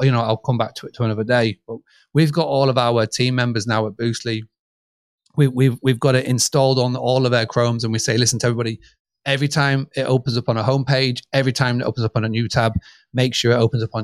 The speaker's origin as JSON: {"language": "English", "country": "United Kingdom", "accent": "British", "said": "my British accent"}